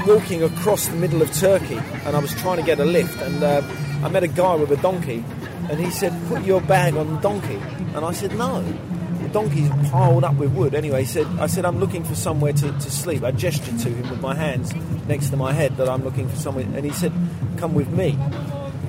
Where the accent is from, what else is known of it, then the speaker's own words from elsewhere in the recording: London, United Kingdom; I was born in East London